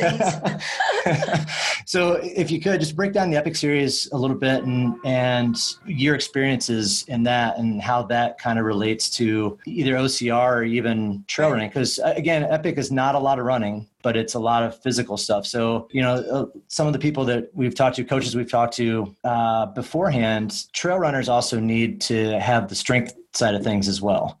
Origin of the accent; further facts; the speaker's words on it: Midwest, United States; You're a Midwest kid, just like I am.